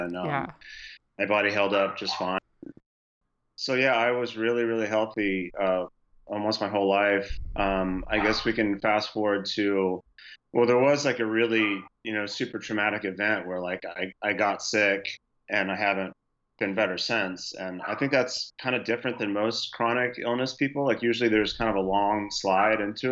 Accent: Houston, Texas, United States; Houston happens to be my hometown

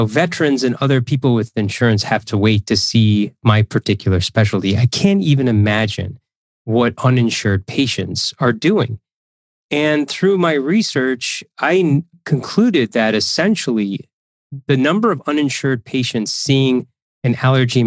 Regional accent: Central Illinois, United States; also born or lived in Chicago, Illinois; I am a proud Illinoisan. I was born in Central Illinois, raised there

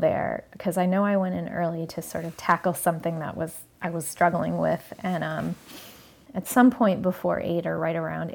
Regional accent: Iowa, United States; moved away as an adult; also born or lived in Chicago / New York City; I grew up in Iowa, moved to Chicago for law school and just became a city person

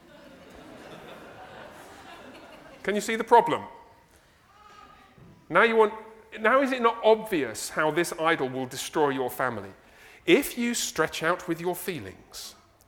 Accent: England, United Kingdom; moved away; I'm from England.

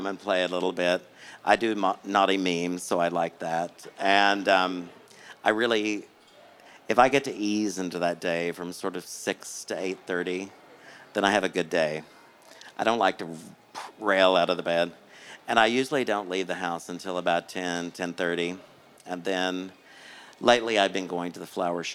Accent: Oklahoma, United States; now in Los Angeles, United States; I grew up in Oklahoma

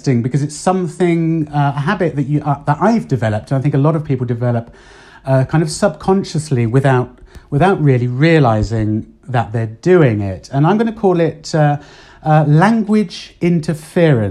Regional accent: United Kingdom; moved away as an adult; now in Spain; what we would say, certainly in the UK

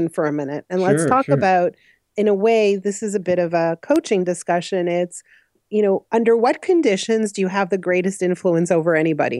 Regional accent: Montreal, Quebec, Canada; moved away as an adult; also born or lived in Ottawa; now in Toronto, Canada; I grew up in Montreal, actually, and then I've been living here for about 19 years

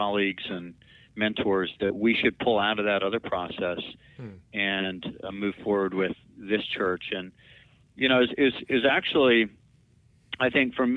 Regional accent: Monson, Maine, United States; moved away as an adult; now in Pepperell, United States; I grew up in North Central Maine in a tiny little town

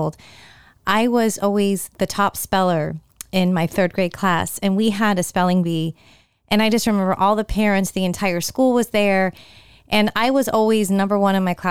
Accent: San Jose, California, United States; now in Tampa Bay, United States; a company that was based in my hometown of San Jose, California

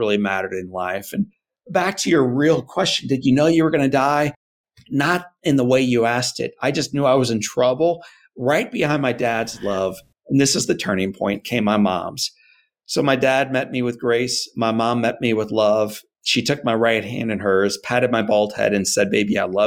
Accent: St. Louis, Missouri, United States; I'm a Missouri guy, born and raised in St. Louis

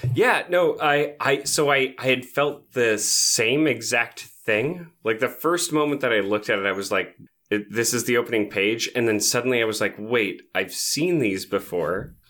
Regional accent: United States; as an American

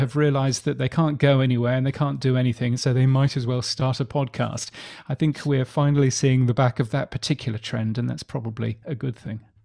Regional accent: United Kingdom; moved away as an adult; now in Australia; You can tell that I'm a Brit

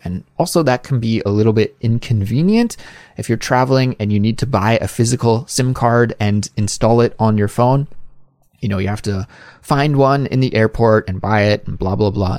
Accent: Canada; now in South Korea; a Canadian living abroad in South Korea.

